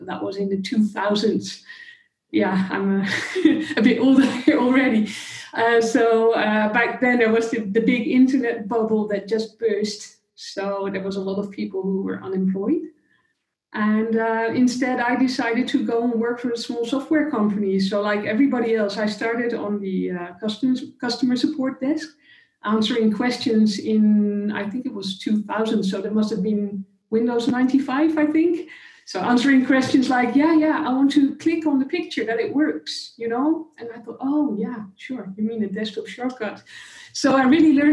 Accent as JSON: {"language": "English", "country": "Netherlands", "said": "I'm a conversation designer and a platform specialist from the Netherlands in Europe"}